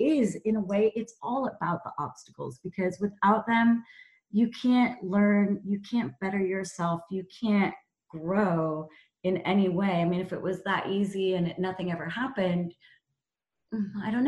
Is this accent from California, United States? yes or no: yes; Topanga, California, United States; moved away as an adult; also born or lived in Amsterdam; now in London, United Kingdom; growing up in California in Topanga